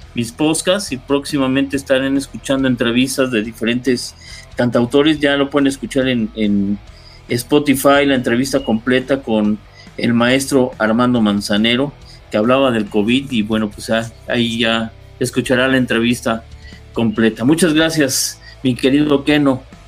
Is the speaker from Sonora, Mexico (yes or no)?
no; Mexico City, Mexico; Yo, yo nací en Coyoacán, ahí viví más de veintitantos años.